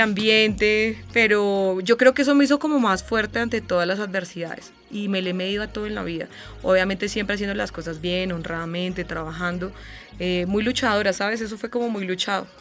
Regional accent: Boyacá, Colombia; moved away as an adult; now in Bogotá, Colombia; yo siempre me he sentido como muy orgullosa de ser boyacense

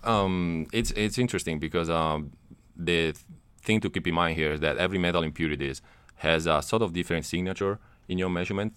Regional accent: Italy; moved away as an adult; also born or lived in Netherlands; now in United States; I'm from Italy.

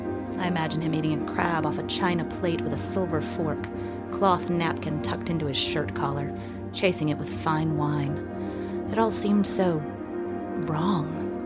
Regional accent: Maryland, United States; now in Seattle, United States; I'm from Maryland, which has a special connection to the water, too. I grew up as a self-proclaimed river rat, spending my days April through September swimming in the Severn River, a brackish tributary to the Chesapeake Bay.

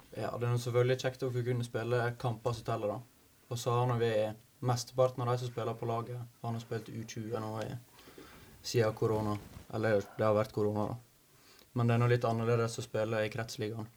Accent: Norway; jeg er fra Markane og bor rett nede på Ulsheim

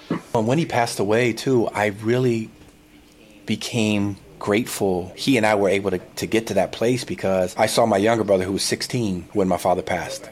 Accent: San Diego, California, United States; I'm from San Diego originally, and I went to UCLA

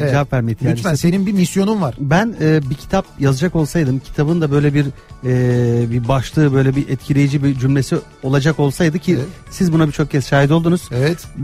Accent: Gölcük, Kocaeli, Turkey; Gölcüklüyüm. Gölcüklüsün. Gölcük'te doğup büyüdüm. Baban nerede doğmuş? Babam da Gölcük'te doğmuş ama dedem de Gölcük'te.

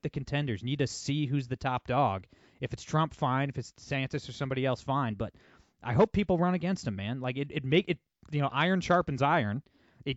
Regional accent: Ohio, United States; my home state of Ohio

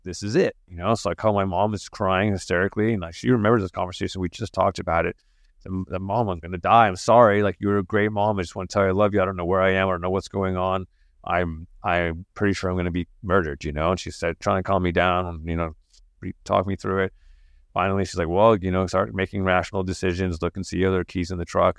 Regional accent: Santa Fe, New Mexico, United States; also born or lived in England; I grew up in Santa Fe, New Mexico

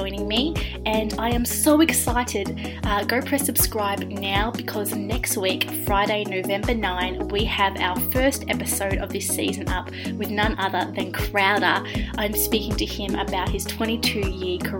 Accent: Australia; also born or lived in Melbourne, Australia / Nashville, Tennessee, United States; I am definitely Australian

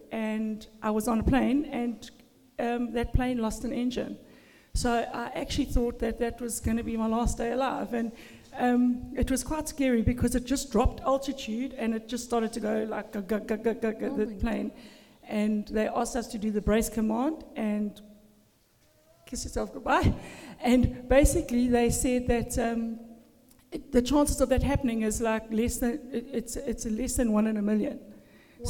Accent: Durban, KwaZulu-Natal, South Africa; moved away as an adult; also born or lived in Zimbabwe; now in Australia; I was born in a Christian home in Durban, South Africa

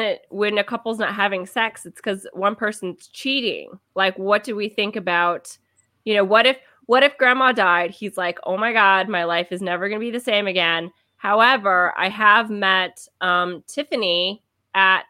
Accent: Kansas, United States; I'm from Kansas

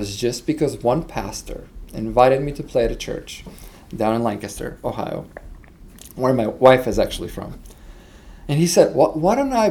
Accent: Veles, North Macedonia; So I was actually born in Socialist Republic of Macedonia. And my town, my hometown, was called Titov Veles.

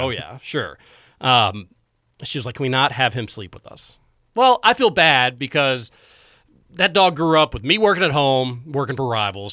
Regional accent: Louisville, Kentucky, United States; born in Louisville, growing up in Louisville.

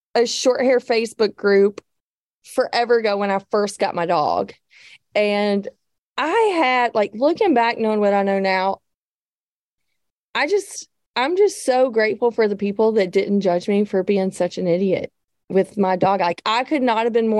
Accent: the South, United States; I'm from the South

